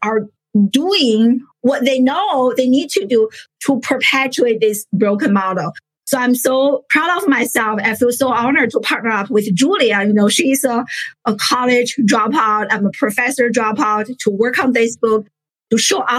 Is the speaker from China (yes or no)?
yes; China; moved away as an adult; now in United States; I grew up in China, a first generation immigrant